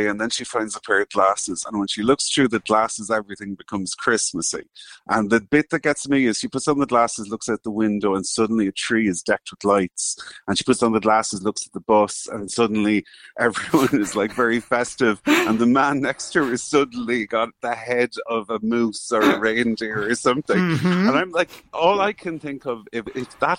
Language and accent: English; Ireland; as an Irish man in my 40s